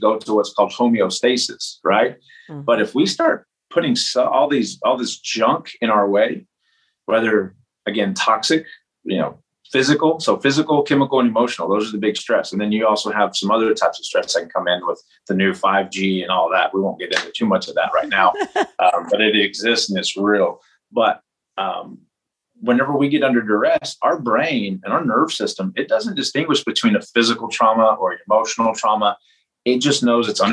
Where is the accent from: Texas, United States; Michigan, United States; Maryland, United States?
Texas, United States; Lubbock; I was up from the Lubbock area